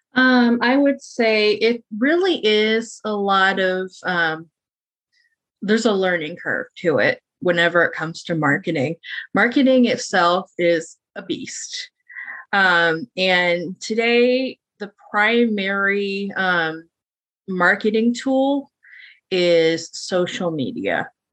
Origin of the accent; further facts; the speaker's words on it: Midwest, United States; I am born and raised in the Midwest.